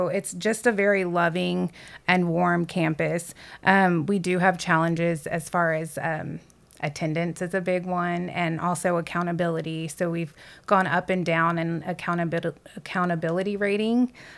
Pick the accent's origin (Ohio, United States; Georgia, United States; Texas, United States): Texas, United States; Lockhart; I guess I consider Lockhart my hometown, because finally in middle school, middle of seventh grade, we settled there. So I'm from Lockhart.